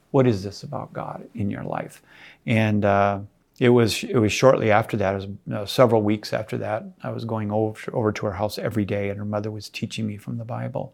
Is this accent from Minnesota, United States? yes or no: yes; Minnesota, United States; I grew up in the Min-, in Minnesota, and we, uh, were Catholic